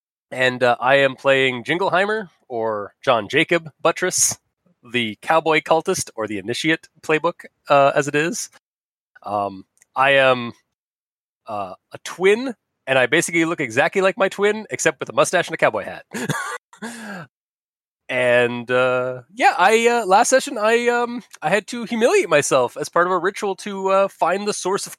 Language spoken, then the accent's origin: English; Canada; from Canada.